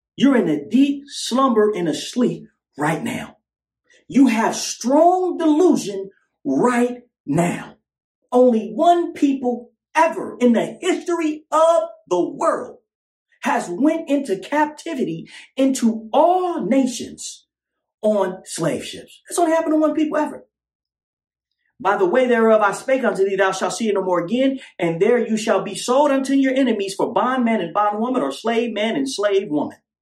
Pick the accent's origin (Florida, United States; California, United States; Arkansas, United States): California, United States; now in Las Vegas, United States; I'm from California